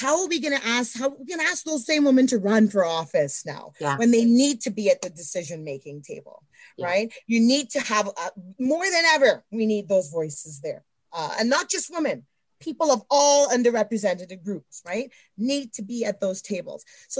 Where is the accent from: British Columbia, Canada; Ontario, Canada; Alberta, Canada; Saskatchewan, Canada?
Alberta, Canada; Edmonton; even though Canada's home, I'm Canadian. I've always lived in Edmonton.